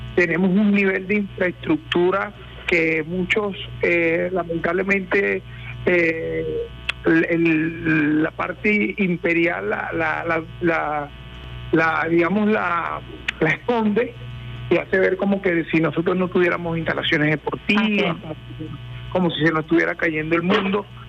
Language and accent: Spanish; Venezuela; somos, bueno, hijos de Bolívar